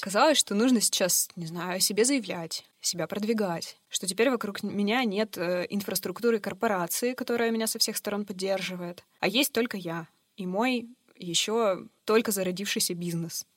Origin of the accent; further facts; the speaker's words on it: Yekaterinburg, Sverdlovsk Oblast, Russia; Мне 32 года, я родилась в Екатеринбурге